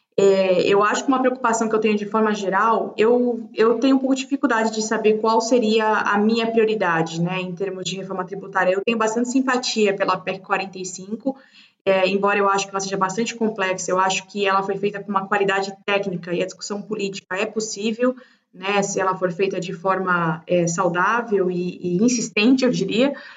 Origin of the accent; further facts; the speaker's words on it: Brazil; como brasileira